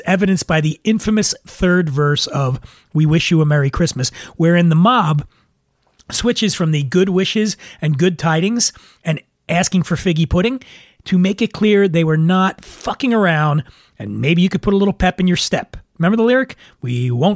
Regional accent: Philadelphia, Pennsylvania, United States; growing up in Philly

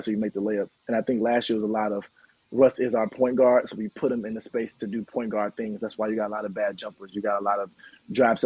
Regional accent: Chicago, Illinois, United States; moved away as an adult; now in Dallas, United States; I'm originally from Chicago

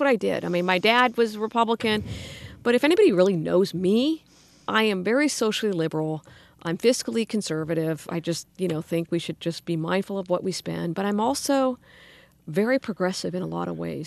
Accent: Sacramento, California, United States; in Sacramento. I grew up in the Arden area went to local schools

